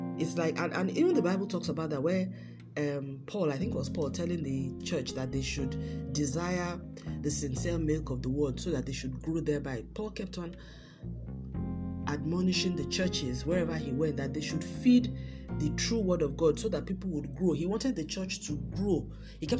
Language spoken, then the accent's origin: English; Nigeria; I come from Nigeria and Africa